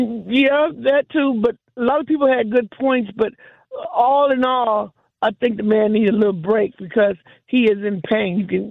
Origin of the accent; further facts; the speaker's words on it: Milwaukee, Wisconsin, United States; I was born and raised in Milwaukee.